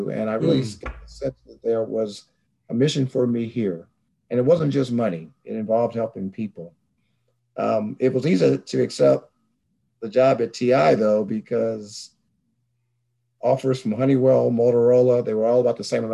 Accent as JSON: {"language": "English", "region": "Alabama", "country": "United States", "tie": "born or raised there", "moved": "as an adult", "said": "I'm from Alabama, and I grew up in Alabama"}